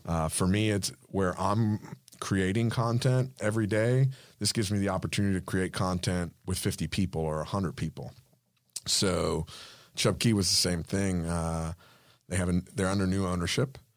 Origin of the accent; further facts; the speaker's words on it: Cuba; first language Spanish; English is a second language; now in Florida, United States; I'm Cuban, so English is my second language